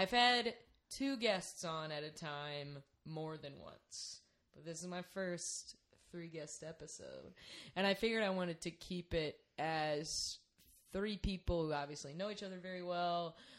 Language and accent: English; Lancaster, South Carolina, United States; moved away as an adult; now in Chicago, United States; I'm from Lancaster, South Carolina originally.